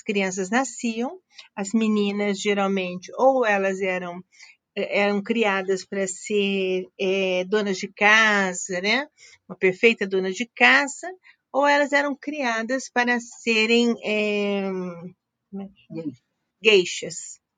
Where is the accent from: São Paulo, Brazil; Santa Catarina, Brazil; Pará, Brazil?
São Paulo, Brazil; Araçatuba; eu sou de Aracatuba, interior de São Paulo.